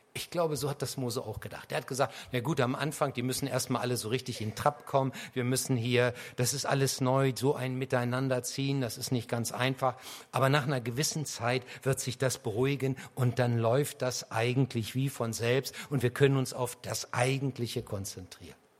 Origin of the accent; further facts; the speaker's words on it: Harz, Lower Saxony, Germany; ich komme aus dem Harz. Und der Harz war jahrhundertelang eine Bergbaugegend. Selbst in dem kleinen Dorf, aus dem ich komme